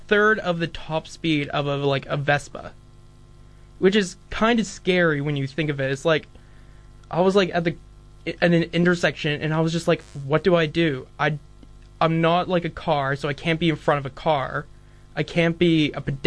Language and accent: English; Dunedin, Otago, New Zealand; I'm here from Dunedin